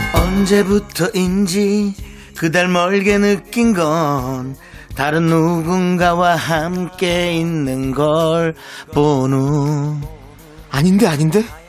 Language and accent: Korean; Gangneung, Gangwon, South Korea; moved away as an adult; now in Seoul, South Korea; 강릉에서 올라와서